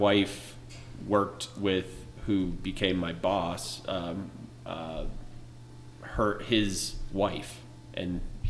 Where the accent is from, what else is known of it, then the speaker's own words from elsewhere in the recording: Pennsylvania, United States; moved away as an adult; now in Colorado, United States; I'm from Pennsylvania originally